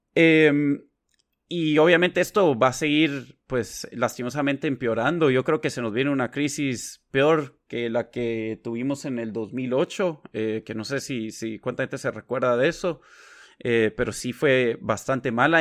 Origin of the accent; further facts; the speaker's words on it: Guatemala; now in Washington, D.C., United States; crecí y he vivido la mayoría de mi vida en Guatemala